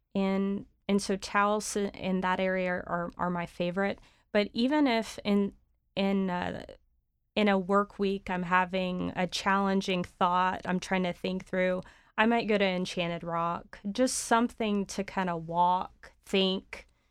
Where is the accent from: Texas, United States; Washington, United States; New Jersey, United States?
Texas, United States; San Antonio; also born or lived in Dallas / London; growing up in San Antonio